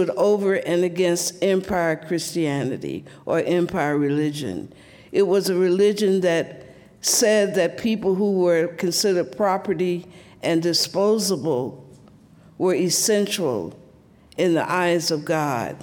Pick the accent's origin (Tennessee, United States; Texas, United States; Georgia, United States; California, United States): Georgia, United States; Columbus; born or raised there